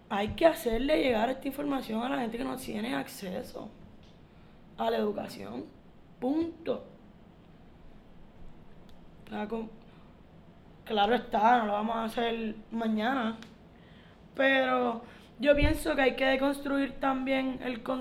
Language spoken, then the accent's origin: Spanish; Caguas, Puerto Rico; yo vengo de Caguas, no es como que yo estoy alejada y enajenada completamente de la metro.